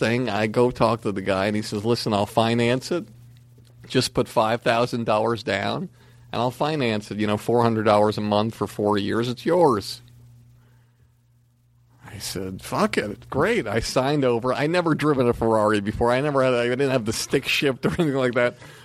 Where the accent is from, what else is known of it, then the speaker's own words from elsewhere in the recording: Longmeadow, Massachusetts, United States; moved away; I'm this schlub from Longmeadow, Massachusetts.